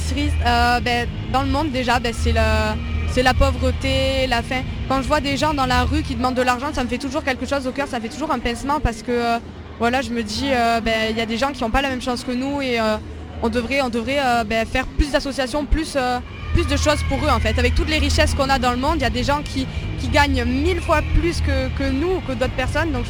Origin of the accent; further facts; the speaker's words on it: Provence-Alpes-Côte d'Azur, France; J'ai grandi ben, dans le sud, à côté d'Avignon, et je je vis toujours là-bas.